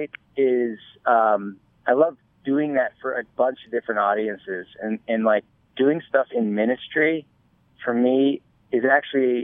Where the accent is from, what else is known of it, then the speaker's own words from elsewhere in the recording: Chicago, Illinois, United States; moved away as an adult; also born or lived in Wisconsin / Los Angeles; I grew up in Chicago, actually. I grew up there